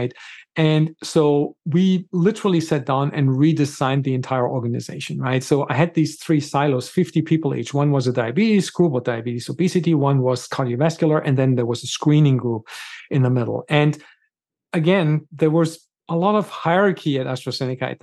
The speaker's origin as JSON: {"language": "English", "country": "Germany", "tie": "born or raised there", "also_born_or_lived": "Gothenburg, Sweden", "moved": "as an adult", "lives_now": "United States", "said": "I was born and raised in Germany"}